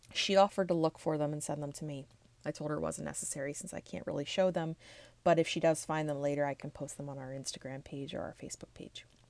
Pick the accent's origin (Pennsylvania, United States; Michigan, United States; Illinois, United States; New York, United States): Pennsylvania, United States; Levittown; my hometown of Levittown, Pennsylvania